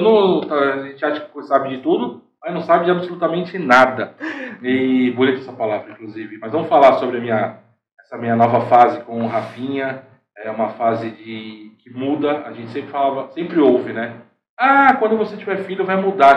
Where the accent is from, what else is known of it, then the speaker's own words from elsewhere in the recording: Santo André, São Paulo, Brazil; moved away as an adult; now in Caraguatatuba, Brazil; a gente nascido e criado em Santo André, nunca tinha saído de Santo André para outro lugar.